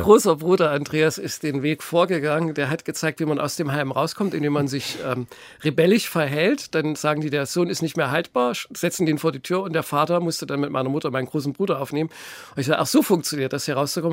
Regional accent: Gotha, Thuringia, Germany; Und dann haben sie uns in ein katholisches Kinderheim in Sundhausen gesteckt. Das ist ein Dorf bei Gotha, äh, was jetzt Gotha eingegliedert ist. Und da habe ich dann circa zwölf Jahre gelebt, also bis ich die zehnte Klasse abgeschlossen hatte.

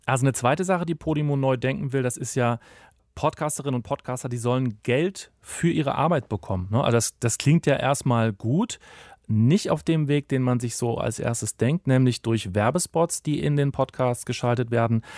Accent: Germany; bei uns in Deutschland

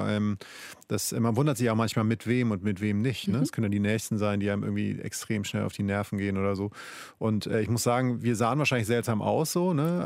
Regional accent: Schleswig-Holstein, Germany; ich komme aus Schleswig-Holstein. Nordsee ist auch mein Zuhause

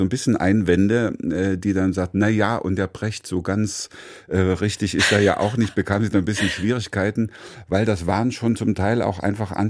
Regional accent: Pirna, Saxony, Germany; aber bei uns in Pirna, es gab eine Werkstatt, äh, mein Vater, äh, das war die Malerwerkstatt von meinem Großvater, die ehemalige, dann Atelier.

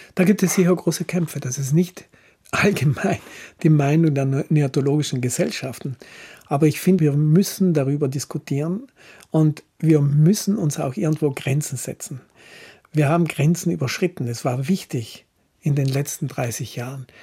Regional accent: Villnöss Valley, South Tyrol, Trentino-Alto Adige, Italy; also born or lived in Brixen; Wir sind in Finnöstal aufgewachsen

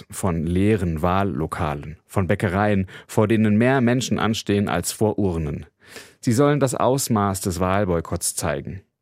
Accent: Germany; bei uns in Deutschland

